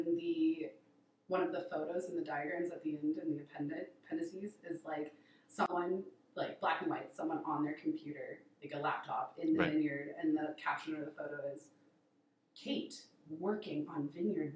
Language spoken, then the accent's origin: English; Minnesota, United States; also born or lived in Utah / California; now in Oregon, United States; I grew up in Minnesota